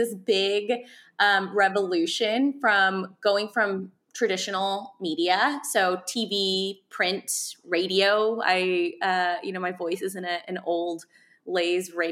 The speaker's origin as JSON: {"language": "English", "town": "Euless", "region": "Texas", "country": "United States", "tie": "born or raised there", "said": "I was from a town called Euless, Texas, where, you know, it's lower socioeconomic households. We, for lack of better words, we grew up kind of poor"}